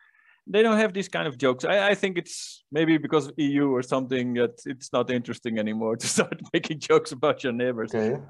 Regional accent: Netherlands; English is a second language; I'm from Holland

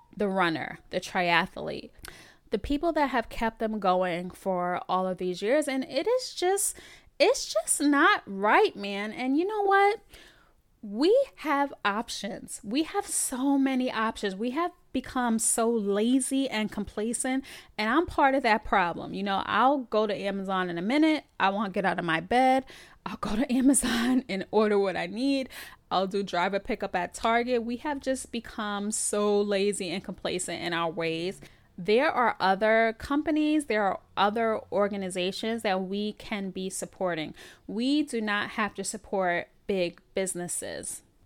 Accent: New York City, New York, United States; I'm born and bred in the Bronx, New York

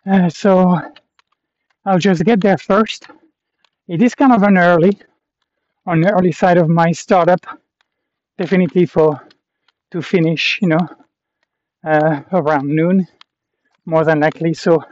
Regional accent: Canada; I was like, yeah, I'm from Canada.

